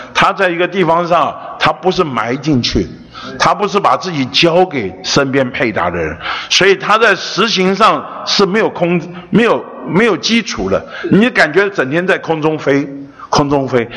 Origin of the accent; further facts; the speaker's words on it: Taiwan; 我出生在北投，长大在北投，老了还在北投